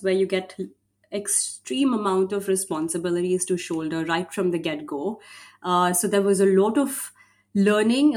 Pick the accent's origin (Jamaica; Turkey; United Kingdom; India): India; I come from India